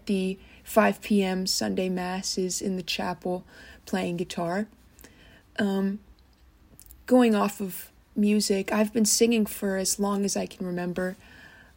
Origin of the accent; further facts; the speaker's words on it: Kettering, Ohio, United States; I'm from Kettering, Ohio, which is a suburb of Dayton.